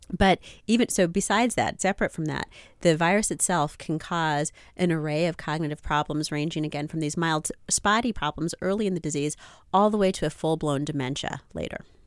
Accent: United States; I was born here in the United States, but my parents are from, uh, those other countries

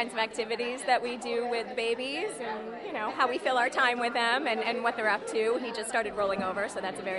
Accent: New York City, New York, United States; I'm from Manhattan.

